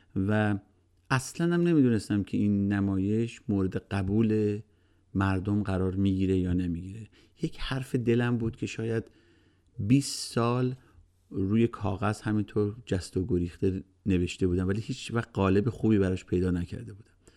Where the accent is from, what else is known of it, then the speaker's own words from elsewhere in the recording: Iran; now in United States; به عنوان یه ایرانی